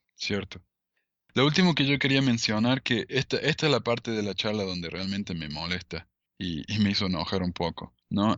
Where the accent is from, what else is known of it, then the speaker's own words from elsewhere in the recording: Argentina; now in United States; yo soy de, Argentina, ¿no? De descendencia árabe